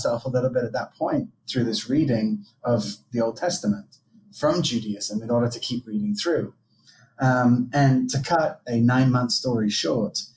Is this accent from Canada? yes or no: no; England, United Kingdom; accent: American twang; also born or lived in France; now in Israel; I was raised in England, but I was actually born in Israel.